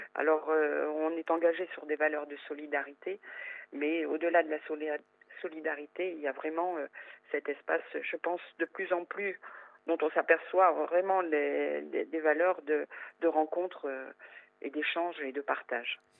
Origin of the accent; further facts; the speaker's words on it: northern France, France; now in Corsica, France; je suis originaire du nord de la France. Je suis arrivée en Corse il y a euh, il y a 33 ans maintenant.